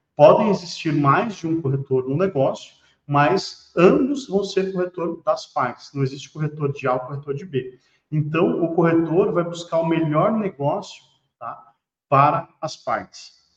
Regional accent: Paraná, Brazil; eu sou do Paraná

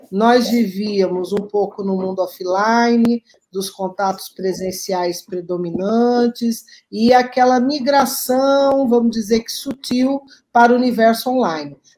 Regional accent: Cuiabá, Mato Grosso, Brazil; É, eu sou muito avessa frio, sou de Cuiabá, eu saí de lá, mas Cuiabá não saiu de mim

